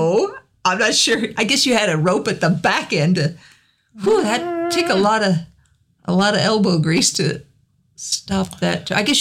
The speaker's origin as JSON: {"language": "English", "region": "Wyoming", "country": "United States", "tie": "born or raised there", "moved": "yes", "said": "as a youngster, I grew up in Wyoming."}